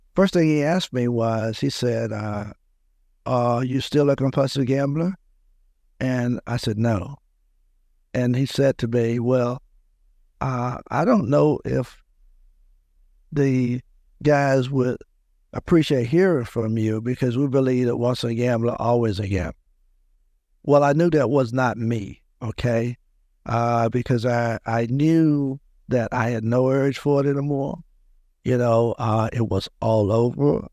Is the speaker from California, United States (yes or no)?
no; Louisburg, North Carolina, United States; I grew up in a small town outside of Raleigh, about thirty miles, Lewisburg, North Carolina